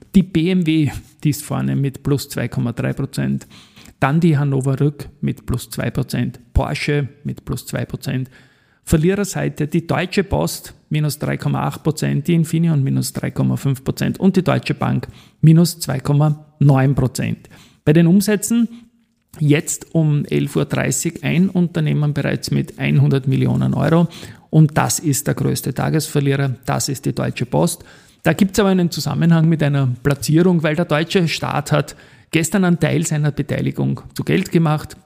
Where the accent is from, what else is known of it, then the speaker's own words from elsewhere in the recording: Austria; als Österreicher